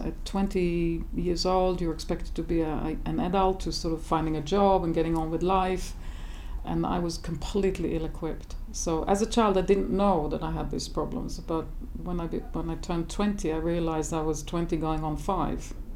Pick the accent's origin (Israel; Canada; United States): Israel; south of Jaffa, Tel Aviv District; now in Scottish Highlands, United Kingdom; I actually grew up in an urban desert, just south of Tel Aviv, south of Jaffa actually